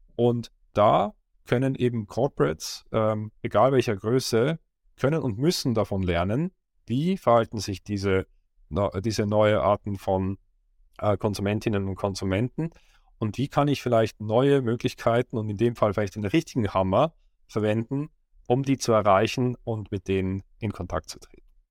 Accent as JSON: {"language": "German", "country": "Switzerland", "tie": "born or raised there", "said": "Ich war in der Schweiz, wo ich aufgewachsen bin, in einem kleinen Dorf mit mehr Kühen"}